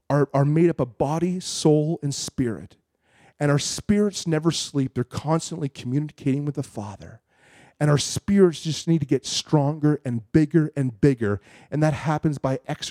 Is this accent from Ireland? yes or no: no; Canada; I'm from Canada